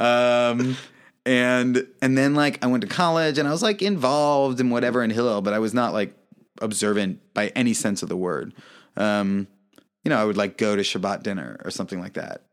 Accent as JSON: {"language": "English", "country": "United States", "also_born_or_lived": "Kyiv, Ukraine", "said": "I'm American"}